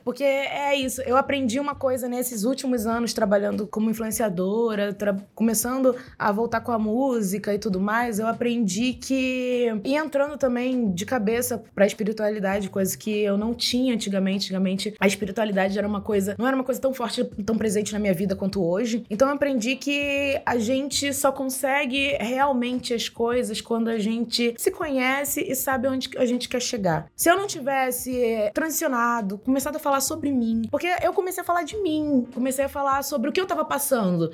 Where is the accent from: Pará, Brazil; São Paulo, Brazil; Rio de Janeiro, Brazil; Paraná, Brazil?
Rio de Janeiro, Brazil; Nova Iguaçu; moved away; also born or lived in Japeri; Eu sou de Nova Iguaçu, nascida e criada em Nova Iguaçu e também Japeri